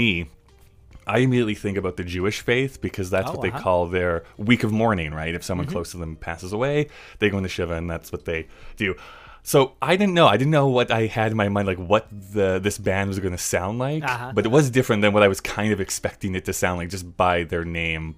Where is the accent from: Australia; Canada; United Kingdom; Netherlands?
Canada; I'm from Canada, which is perfectly true